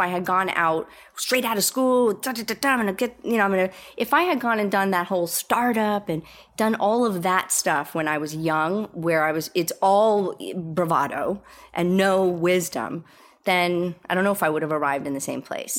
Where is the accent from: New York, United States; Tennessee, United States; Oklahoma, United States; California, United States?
New York, United States; moved away; I'm a New Yorker